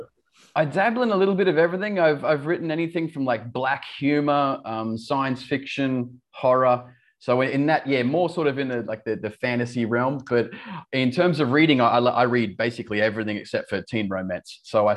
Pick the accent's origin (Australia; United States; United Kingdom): Australia; accent: Australian; Yeah, I've sort of lost my Australian accent over the years. I've got lots of friends in the UK that say I sound Australian, and my Australian friends say I sound English.